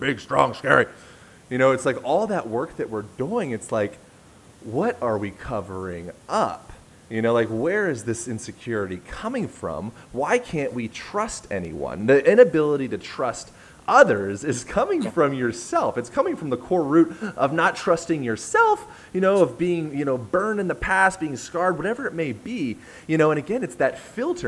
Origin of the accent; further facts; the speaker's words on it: United States; I'm an American